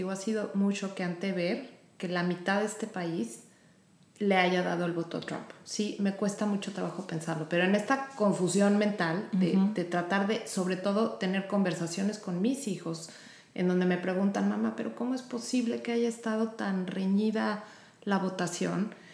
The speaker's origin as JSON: {"language": "Spanish", "country": "Mexico", "moved": "yes", "lives_now": "Houston, United States", "said": "en mi caso yo y mi esposo somos mexicanos, mis hijos nacieron aquí"}